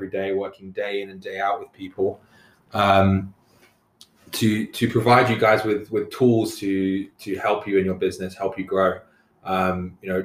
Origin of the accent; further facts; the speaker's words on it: London, United Kingdom; moved away as an adult; now in Ottawa, Canada; I'm originally from London, England, moved to Canada. 10 years ago now